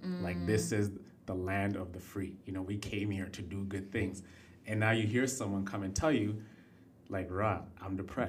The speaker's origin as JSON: {"language": "English", "country": "Kenya", "said": "I come from Kenya. I've seen what the worst of the worst could be."}